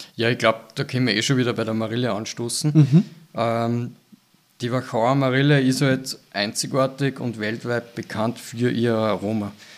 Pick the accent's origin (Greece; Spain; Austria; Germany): Austria; bei uns in Österreich